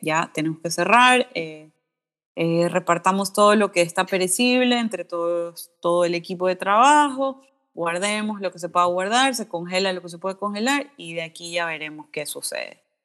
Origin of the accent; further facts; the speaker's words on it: Guayaquil, Guayas, Ecuador; soy de Guayaquil